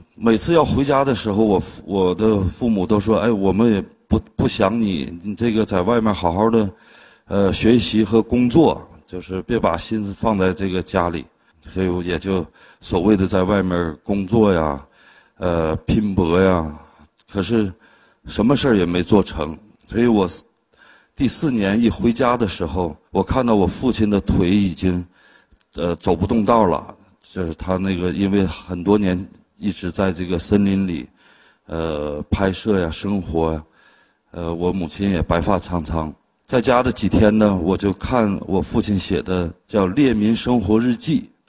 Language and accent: Chinese; China; moved away as an adult; also born or lived in Harbin; 到了十八岁的时候，我就离开了大兴安岭，离开了家，去了哈尔滨去学画儿